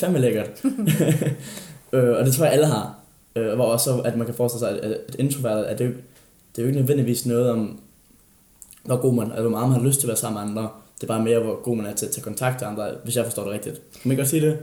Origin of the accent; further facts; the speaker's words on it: Funen, Southern Denmark, Denmark; moved away; jeg har været på Fyn, og jeg har været hjemme